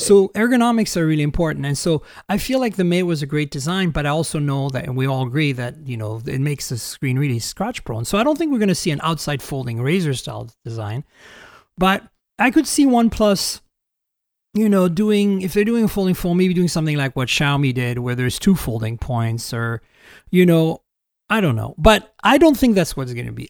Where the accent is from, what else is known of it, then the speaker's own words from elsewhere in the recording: Canada; moved away; I'm Canadian